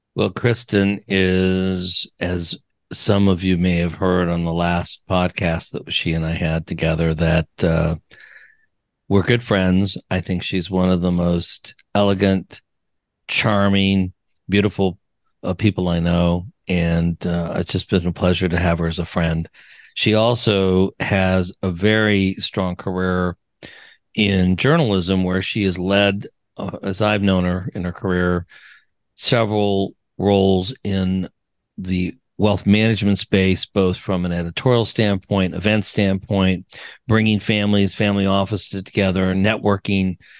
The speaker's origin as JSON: {"language": "English", "area": "Wyoming, Colorado", "region": "Rocky Mountains", "country": "United States", "said": "I'm from the Rocky"}